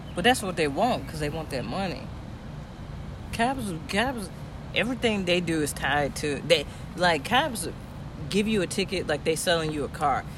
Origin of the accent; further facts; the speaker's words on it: Aurora, Illinois, United States; I'm from Aurora